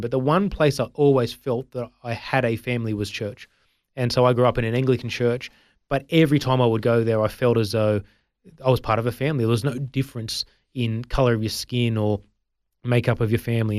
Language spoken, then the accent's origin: English; Sydney, New South Wales, Australia; also born or lived in India; I grew up in the Sutherland Shire, which is in Sydney